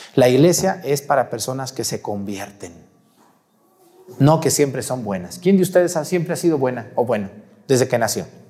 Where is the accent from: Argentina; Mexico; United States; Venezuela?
Mexico; Mexticacán, Jalisco; yo crecí en un pueblito llamado Mesticacán